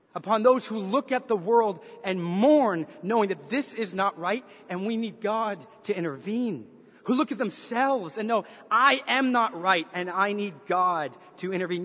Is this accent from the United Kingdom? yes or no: no; Canada; accent: Canadian; moved away as an adult; also born or lived in Chicago, United States; now in United States; while I was born and raised in Canada, when I was 18 years old, I moved to the States. And in particular, I moved to Chicago.